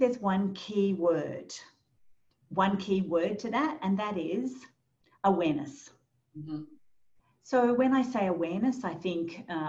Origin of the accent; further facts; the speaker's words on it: New Zealand; now in Australia; I'm fluent though in New Zealand Sign Language and also Auslan. I moved to Australia from New Zealand.